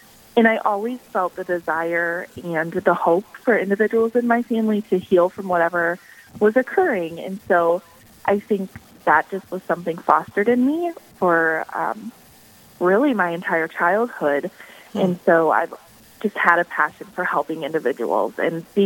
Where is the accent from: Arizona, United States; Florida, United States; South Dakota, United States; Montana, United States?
South Dakota, United States; Valley Springs; I was born and raised in Valley Springs, South Dakota, so just a little ways outside of Sioux Falls